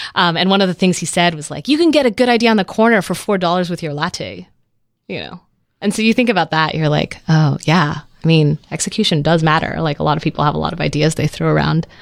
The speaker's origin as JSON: {"language": "English", "town": "Vancouver", "region": "British Columbia", "country": "Canada", "tie": "born or raised there", "also_born_or_lived": "Netherlands", "said": "I moved to Canada when I was a kid and grew up in Vancouver"}